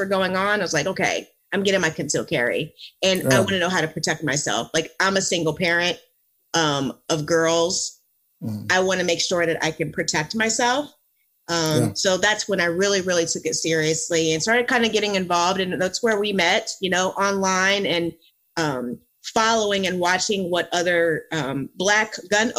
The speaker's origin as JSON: {"language": "English", "town": "Philadelphia", "region": "Pennsylvania", "country": "United States", "tie": "born or raised there", "also_born_or_lived": "Virginia", "moved": "yes", "lives_now": "Florida, United States", "said": "I grew up in the Philadelphia area, and then I moved to Virginia."}